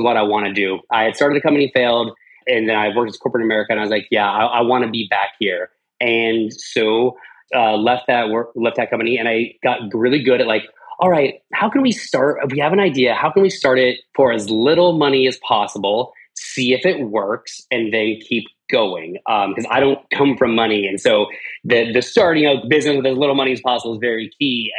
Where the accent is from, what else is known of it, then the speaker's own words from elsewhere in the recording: Arvada, Colorado, United States; I lived, I grew up in Arvada, so between Denver and Boulder